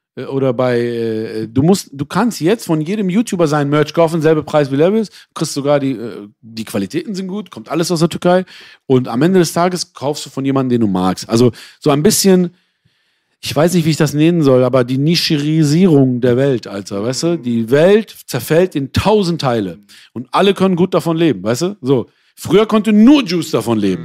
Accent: Essen, North Rhine-Westphalia, Germany; Aber ich bin auch im Ruhrgebiet aufgewachsen

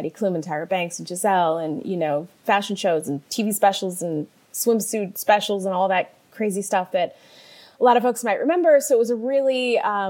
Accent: Detroit, Michigan, United States; moved away as an adult; also born or lived in New York; I'm from Detroit, suburban Detroit, and grew up with a mom who was in the home business

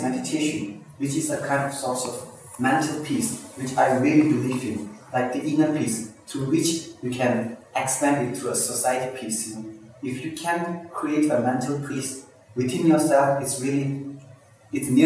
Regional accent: India; also born or lived in Tibet; now in Norway; I'm from Tibet. I grew up in India, I was born in India

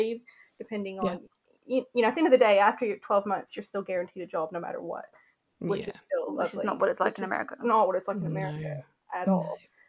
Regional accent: Kentucky, United States; because I was from Kentucky at this point. Mm-hmm. You know what I mean? I was just craving diversity. I was just so sick of where I was from.

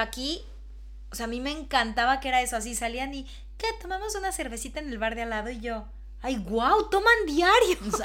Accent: Mexico; moved away as an adult; now in Madrid, Spain; no puede ser que ya en el país donde yo nací

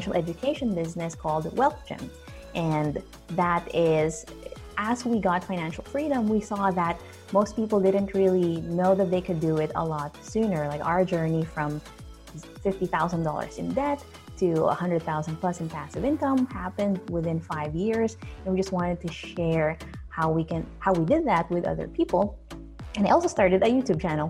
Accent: New Zealand; moved away; I'm from New Zealand and I miss it so much

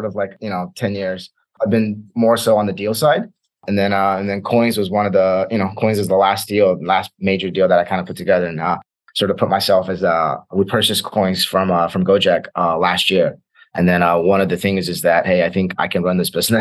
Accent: Birmingham, Alabama, United States; born or raised there; moved away as an adult; also born or lived in Nanjing, China / Hong Kong / Beijing, China / Los Angeles, United States

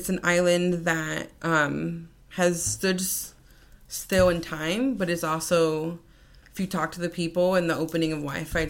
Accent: Hialeah, Florida, United States; growing up in Miami Lakes, Hialeah, and I go back to Cuba

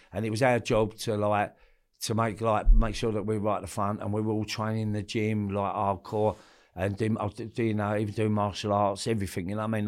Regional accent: London, United Kingdom; grew up all my life in Forest Gate, East Ham, Stratford, all them areas as a kid

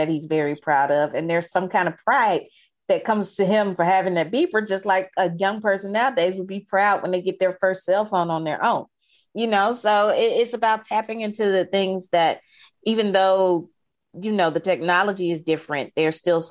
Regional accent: Jackson, Mississippi, United States; the neighborhood where I grew up in Jackson

